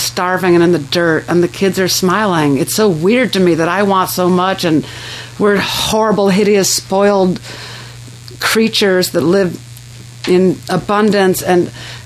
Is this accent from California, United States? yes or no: yes; Southern California, United States; growing up in Southern California